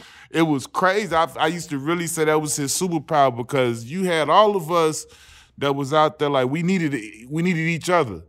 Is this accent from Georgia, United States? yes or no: no; Chicago, Illinois, United States; moved away as an adult; also born or lived in Los Angeles / Phoenix; we come from Chicago.